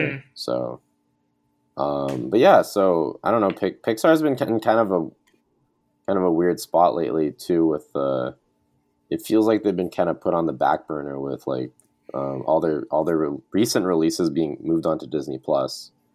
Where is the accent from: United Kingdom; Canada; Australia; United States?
Canada; as a Canadian